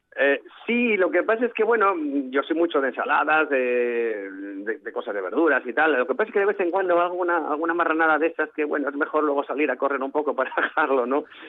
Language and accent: Spanish; Oviedo, Asturias, Spain; yo soy de Oviedo